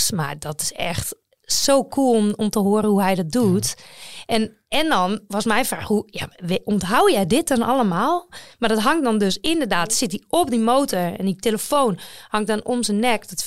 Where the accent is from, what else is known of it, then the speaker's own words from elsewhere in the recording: Netherlands; Maar wij als Nederlanders... Weet, ja, er is natuurlijk uh, Jacobsen en Groenewegen